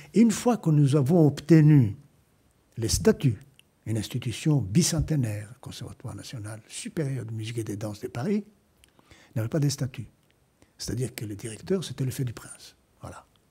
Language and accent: French; Cairo, Cairo Governorate, Egypt; moved away as an adult; now in France; je suis né au Caire